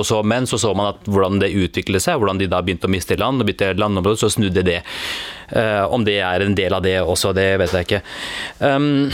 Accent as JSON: {"language": "Norwegian", "country": "Norway", "tie": "born or raised there", "said": "jeg er født og oppvokst i Norge."}